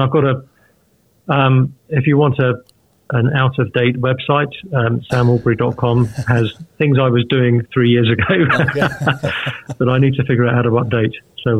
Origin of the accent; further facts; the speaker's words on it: United Kingdom; now in Nashville, United States; Yeah, I'm British, and I'm currently living in America, in the process of moving here to Nashville, and have been involved in church leadership and Christian ministry for the past 10, 15 plus years